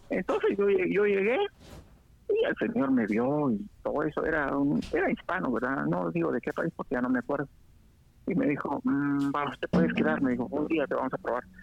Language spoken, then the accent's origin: Spanish; Sera, Guatemala; now in Guatemala City, Guatemala; yo, yo nací en Sera y crecí en Sera casi toda, hasta los 20 años.